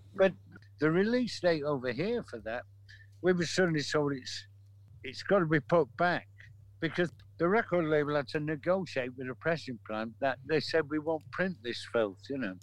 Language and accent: English; Manchester, North West England, United Kingdom; we're from Manchester.